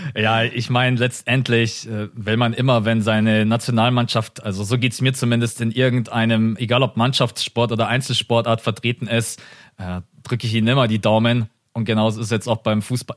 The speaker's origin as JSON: {"language": "German", "country": "Germany", "said": "Das sind wir Deutschen"}